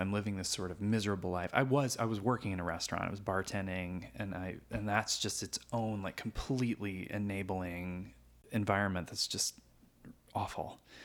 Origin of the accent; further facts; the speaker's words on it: Du Quoin, Illinois, United States; moved away as an adult; also born or lived in Evansville, Indiana; I grew up in a little town called Du Coin, Illinois, uh, which is a little farm town in rural Southern Illinois.